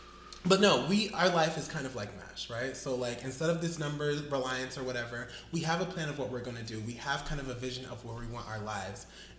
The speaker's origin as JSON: {"language": "English", "region": "New York", "country": "United States", "tie": "born or raised there", "moved": "yes", "lives_now": "Philadelphia, United States", "said": "I was born in New York"}